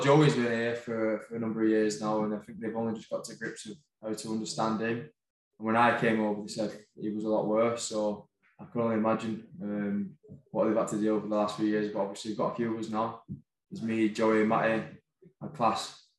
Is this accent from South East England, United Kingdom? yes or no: no; Wigan, North West England, United Kingdom; moved away as an adult; now in France; I'm from Wigan. I've grown up watching Wigan.